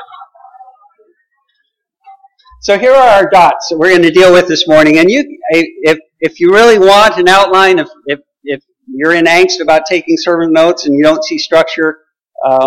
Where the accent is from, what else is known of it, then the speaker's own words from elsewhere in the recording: Colorado, United States; I grew up in Colorado